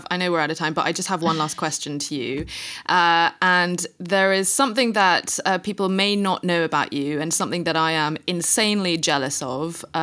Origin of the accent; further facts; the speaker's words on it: Indonesia; moved away; also born or lived in Singapore; I mean, I grew up in a different country. I grew up in Indonesia, and I wasn't even even able to hang on, hang on to that language. My Indonesian is terrible.